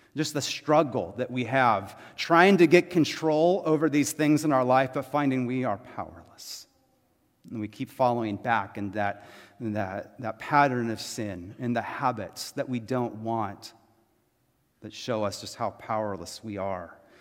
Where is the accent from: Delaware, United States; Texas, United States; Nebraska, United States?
Texas, United States; I was born in Texas, right? I'm American and Texan